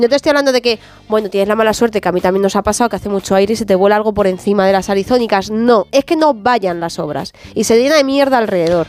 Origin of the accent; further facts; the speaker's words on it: Patones, Community of Madrid, Spain; cuando era pequeña, en Patones